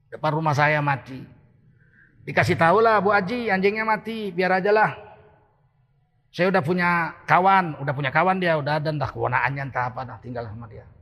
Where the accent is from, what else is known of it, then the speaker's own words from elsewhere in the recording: Medan, North Sumatra, Indonesia; moved away as an adult; now in Jakarta, Indonesia; Dan saya ini tinggal di Medan, lahir di Medan. Sampai sarjana, sampai dosen di USU, saya masih di Medan. Tahun 1998 akhir baru saya pindah ke Jakarta.